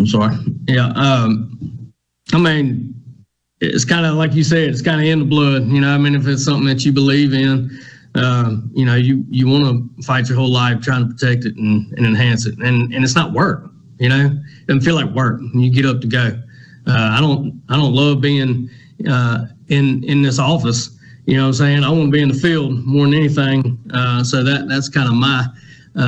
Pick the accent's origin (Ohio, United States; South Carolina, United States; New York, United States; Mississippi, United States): Mississippi, United States; Jackson; also born or lived in Rankin County, Mississippi; I grew up right here in Northeast Jackson